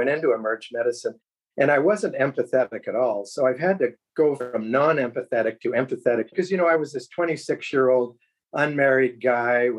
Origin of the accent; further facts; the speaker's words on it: Sarnia, Ontario, Canada; moved away as an adult; also born or lived in London, Ontario; now in Cambridge, Canada; born about a mile away from the United States in Sarnia, Ontario, right on the border, just above Detroit. So I grew up on American television and radio